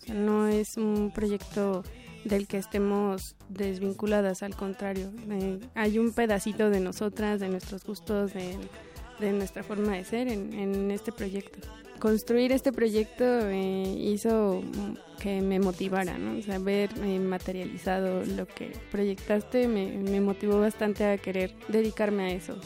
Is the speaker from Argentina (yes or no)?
no; Tezontepec de Aldama, Hidalgo, Mexico; nací en Tezantepec de Aldama, en el estado de Hidalgo, el 30 de junio de 1992